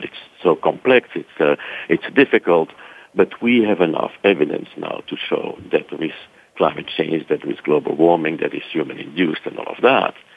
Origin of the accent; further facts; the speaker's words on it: Brussels, Brussels-Capital Region, Belgium; moved away; my accent is not really from Texas, so I'm originally from Brussels, Belgium.